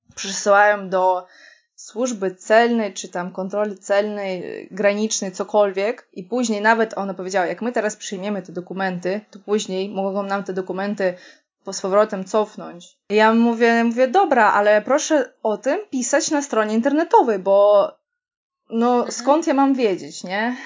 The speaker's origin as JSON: {"language": "Polish", "town": "Kaliningrad", "region": "Kaliningrad Oblast", "country": "Russia", "tie": "born or raised there", "second_language": "Polish", "moved": "yes", "lives_now": "Poland", "said": "pochodzę z Kaliningradu, czy tam z Królewca"}